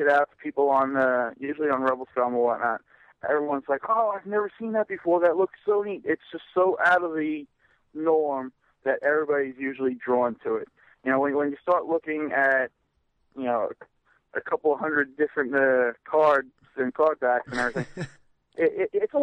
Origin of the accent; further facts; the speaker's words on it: New York, United States; I'm a typical New Yorker